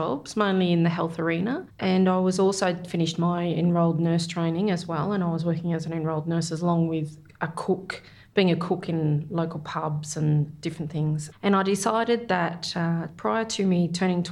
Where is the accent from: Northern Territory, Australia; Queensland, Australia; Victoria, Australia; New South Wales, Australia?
Victoria, Australia; also born or lived in Corryong / Birregurra / Geelong; I was born in Corryong in Victoria, which is at the bottom of the Snowy Mountains there